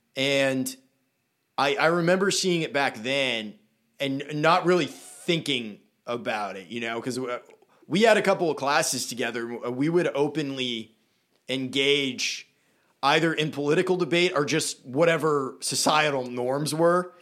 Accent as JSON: {"language": "English", "town": "Brunswick", "region": "Maine", "country": "United States", "tie": "born or raised there", "said": "We grew up in Brunswick. Very liberal place"}